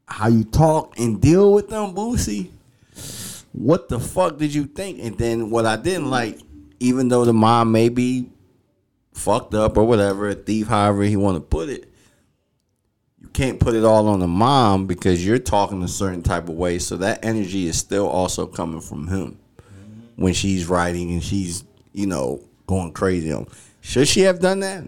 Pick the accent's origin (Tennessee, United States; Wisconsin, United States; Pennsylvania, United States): Pennsylvania, United States; Philadelphia; growing up in Philly